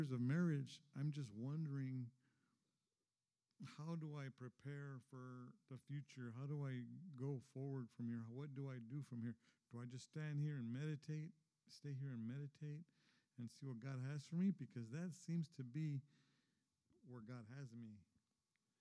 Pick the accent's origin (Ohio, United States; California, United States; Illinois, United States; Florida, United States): California, United States; Los Angeles; I was born and raised in East